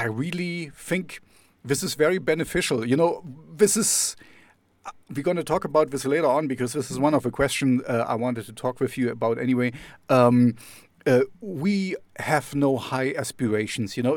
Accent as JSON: {"language": "English", "town": "Jena", "region": "Thuringia", "country": "Germany", "said": "I'm, I'm from Jena"}